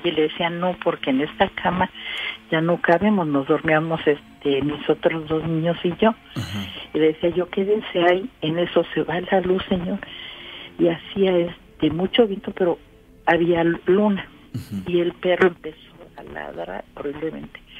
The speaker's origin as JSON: {"language": "Spanish", "town": "Orizaba", "region": "Veracruz", "country": "Mexico", "said": "De Orizaba."}